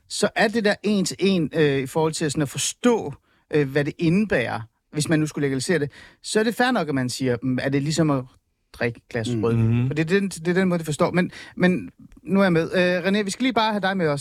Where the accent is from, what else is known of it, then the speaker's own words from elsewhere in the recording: Hornbæk, Capital Region of Denmark, Denmark; jeg voksede op i Nordsjælland, jeg voksede op i Hornbæk